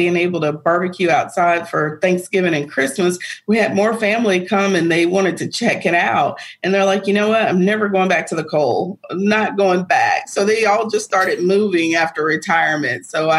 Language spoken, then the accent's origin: English; the North, United States; now in Georgia, United States; I'm not actually. I'm from up north. I'm a Yankee.